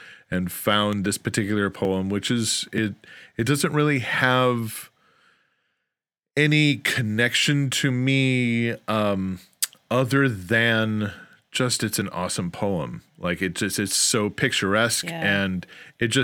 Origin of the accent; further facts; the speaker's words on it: outside of Chicago, Illinois, United States; I grew up outside of Chicago